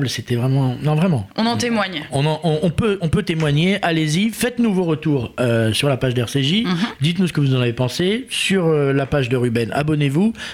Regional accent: Paris, Île-de-France, France; en tant que Parisien, hein, on est les parisiens

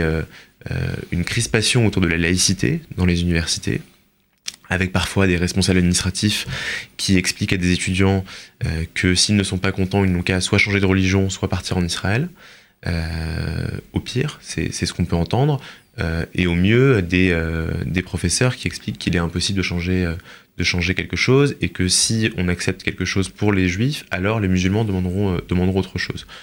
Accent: France; en tant que juif et en tant que français

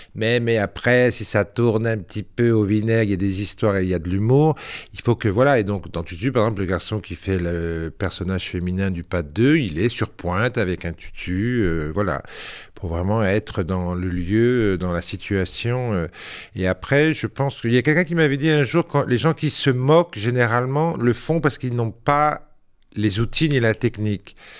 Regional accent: Sarcelles, Île-de-France, France; also born or lived in Corsica; c'était à Sarcelles. Mhm. J'étais en banlieue. Après, je suis né en Corse

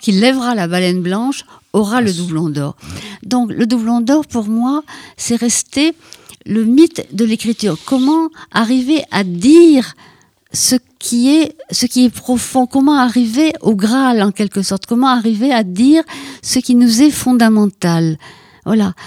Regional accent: Ploudalmézeau, Brittany, France; moved away; dans mon village natal, qui est donc à Port-Salle, Foudalmiso

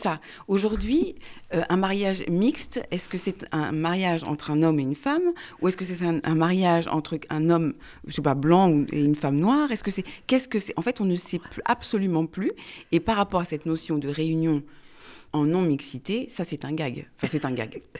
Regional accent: France; first language French; nos vies de Français qui sont profondément mélangées

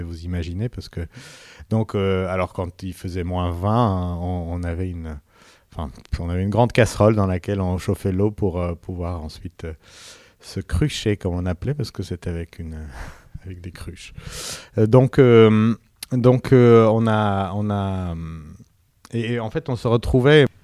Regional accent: Yerevan, Armenia; moved away; also born or lived in Paris; la classe parallèle à la mienne, euh, à l'école euh, Tchaïkovski à, Yerevan

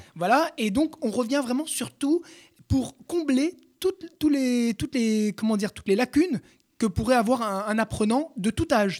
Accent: France; first language French; nous, Français, on aime notre langue maternelle

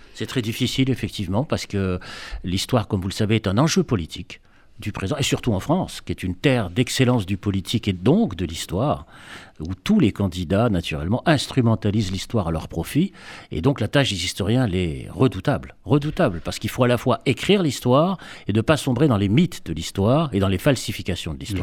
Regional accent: Constantine, Constantine Province, Algeria; moved away; mon enfance juive à Constantine dans les années 50

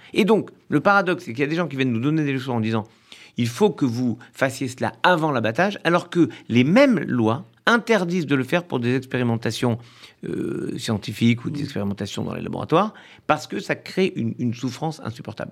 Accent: France; L'immeuble dans lequel j'ai grandi à Orléville

